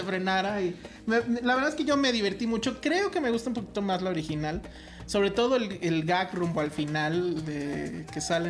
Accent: Mexico; como público mexicano

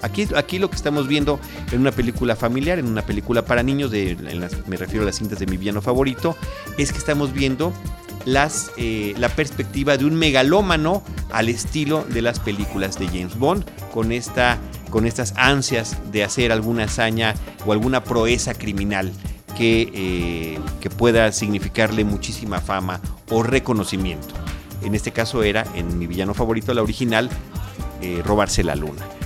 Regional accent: Mexico; me presenté como mexicano

